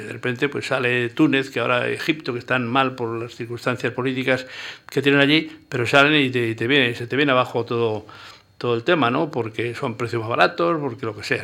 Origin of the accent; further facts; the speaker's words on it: Pitillas, Navarre, Spain; moved away as an adult; also born or lived in Tudela / Pamplona / Zaragoza; la distancia con mi pueblo eran, y son 40 kilómetros